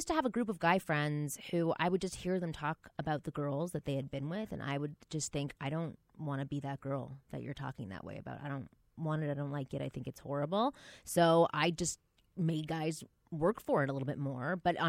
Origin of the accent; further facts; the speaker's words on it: Toronto, Ontario, Canada; I'm from Toronto.